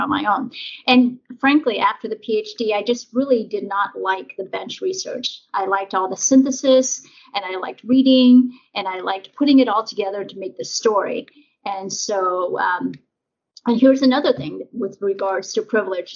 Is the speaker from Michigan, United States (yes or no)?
no; Nebraska, United States; also born or lived in Vietnam; now in California, United States; growing up in Nebraska